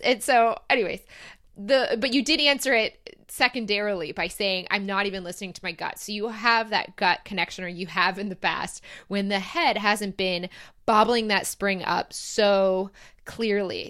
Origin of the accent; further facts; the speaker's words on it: Michigan, United States; moved away as an adult; also born or lived in Ohio; now in Sydney, Australia; I'll be back in my home state